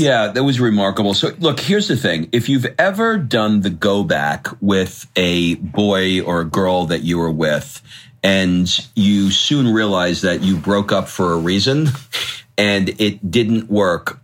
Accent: United States; moved away as an adult; now in Italy; our home country

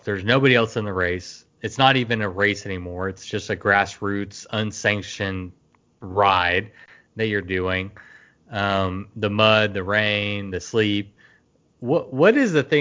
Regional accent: Texas, United States; as a Texan

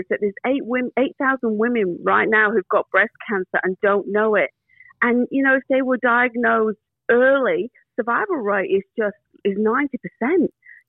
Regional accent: England, United Kingdom; and she's English, I'm English, the same age.

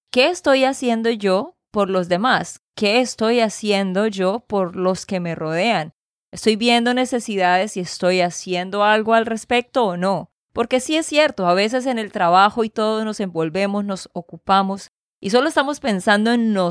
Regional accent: Barranquilla, Atlántico, Colombia; born there; moved away; Nací en Barranquilla y exacto, también me fui para otro lado y luego otro y viajando de un lado para otro.

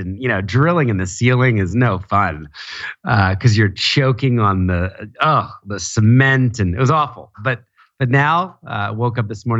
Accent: Philadelphia, United States; now in New York City, United States; Philadelphia, New Jersey.

